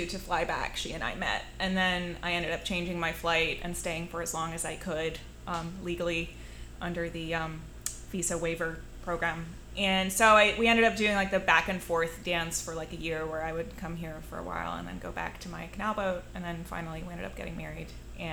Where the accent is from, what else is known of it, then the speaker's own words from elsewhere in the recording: Netherlands; now in San Pedro, United States; So I grew up in Holland. That's where I'm originally from